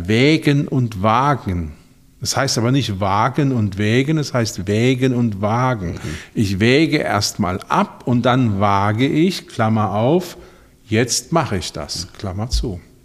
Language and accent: German; Ludwigshafen, Rhineland-Palatinate, Germany; ich komme aus Ludwigshafen, Stadt der BSF. da war völlig klar, nach dem ABI geht man in die BSF